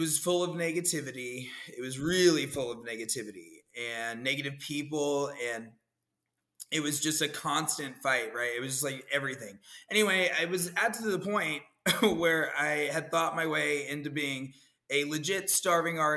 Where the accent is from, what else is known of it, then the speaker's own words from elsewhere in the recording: Dallas, Texas, United States; moved away as an adult; also born or lived in Austin, Texas / San Francisco, California; now in Orlando, United States; I had moved from Dallas. You know, I'm from Dallas.